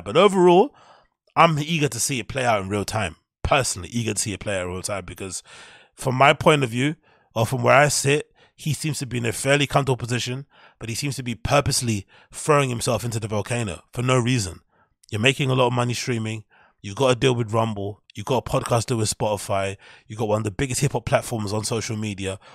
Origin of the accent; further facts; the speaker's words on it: London, United Kingdom; I'm a Londoner